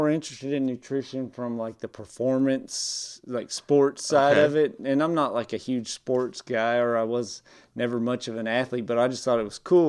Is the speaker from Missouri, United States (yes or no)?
no; Tulsa, Oklahoma, United States; also born or lived in Alabama / Texas; now in East Texas, United States; I was born in Alabama. Formative years, mostly in Tulsa, Oklahoma, back to Alabama, ended up in East Texas, graduated from Douglas High School in Douglas, Texas.